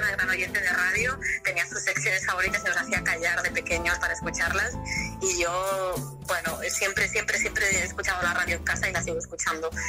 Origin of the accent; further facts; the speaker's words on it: Barcelona, Catalonia, Spain; born there; Yo soy catalana, yo, yo he nacido en Barcelona y como dices, bueno, me he licenciado en, la Universidad de Barcelona, soy catalana